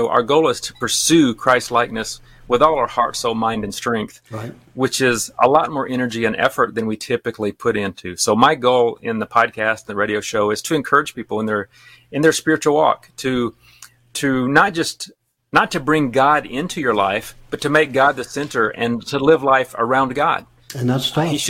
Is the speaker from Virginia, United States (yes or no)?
no; Alabama, United States; accent: Alabama; moved away as an adult; now in Japan; We've now lived in Japan longer than I lived in Alabama, so I haven't lost all of my accent, but a lot of it.